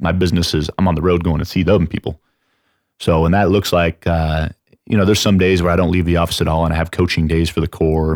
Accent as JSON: {"language": "English", "town": "San Antonio", "region": "Texas", "country": "United States", "said": "I'm from San Antonio"}